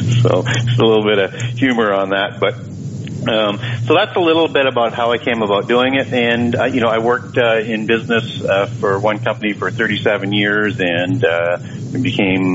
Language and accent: English; Canada; also born or lived in Vancouver, Canada; I'm from Canada. I live in Vancouver, Canada